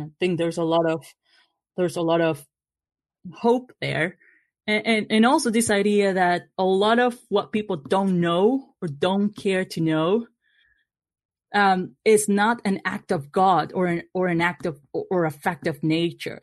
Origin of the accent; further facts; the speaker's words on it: Argentina; moved away; I come from Argentina, voting is compulsory there